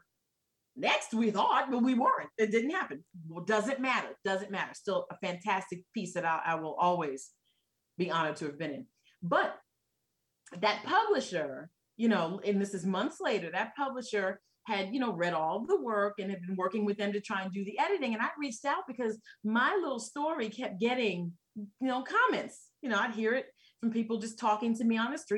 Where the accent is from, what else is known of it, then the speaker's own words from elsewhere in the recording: New York, United States; moved away; I'm originally from New York, right? But that's not where I live now.